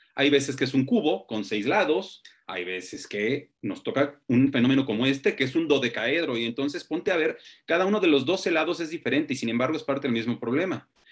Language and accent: Spanish; Mexico; cuando en México nos vanagloriamos de milenios de historia